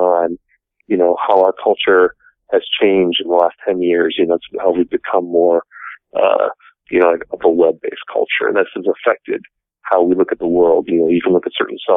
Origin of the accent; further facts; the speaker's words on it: Appleton, Wisconsin, United States; also born or lived in Milwaukee; I started working at my hometown paper in 2000, the Appleton Post Crescent